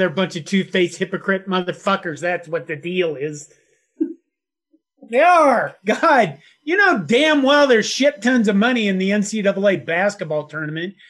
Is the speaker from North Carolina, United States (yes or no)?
no; Curtis, Nebraska, United States; moved away; my hometown of Curtis, Nebraska